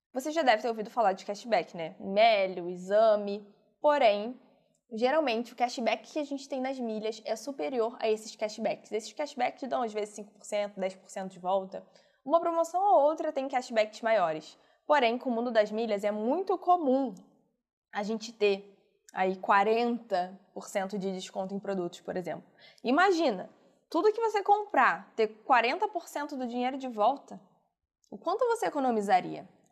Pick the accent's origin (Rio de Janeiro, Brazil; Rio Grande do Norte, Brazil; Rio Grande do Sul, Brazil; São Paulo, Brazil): Rio de Janeiro, Brazil; eu sou do Rio